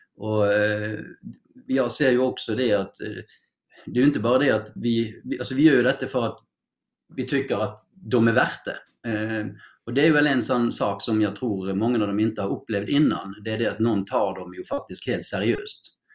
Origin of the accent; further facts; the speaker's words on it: Norway; Swedish is a second language; now in Sweden; jag är ju norsk